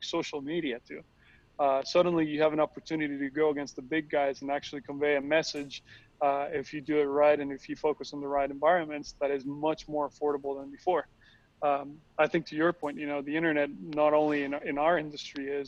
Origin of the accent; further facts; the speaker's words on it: Costa Rica; now in California, United States; I'm originally from Costa Rica, so I was born and raised over there, and then I moved to California